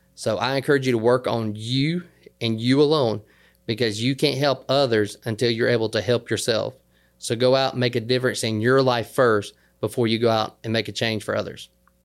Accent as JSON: {"language": "English", "region": "the South", "country": "United States", "said": "I'm from the South, so down here in the South"}